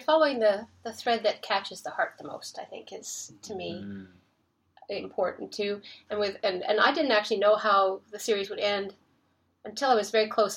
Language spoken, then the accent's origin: English; Nova Scotia, Canada; I grew up in Nova Scotia